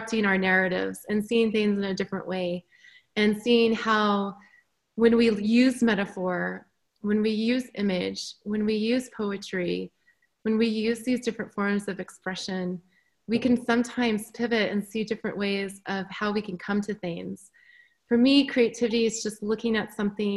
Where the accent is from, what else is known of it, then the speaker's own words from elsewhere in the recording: Park City, Utah, United States; moved away as an adult; also born or lived in Chicago; I grew up in Park City. I breathe Park City. I am like a mountain girl through and through